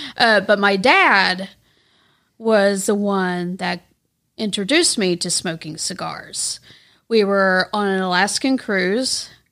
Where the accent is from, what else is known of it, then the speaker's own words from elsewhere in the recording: Texas, United States; moved away as an adult; also born or lived in North Little Rock, Arkansas; now in Arkansas, United States; I was born in North Little Rock, but then I was raised in Texas for about twenty-five years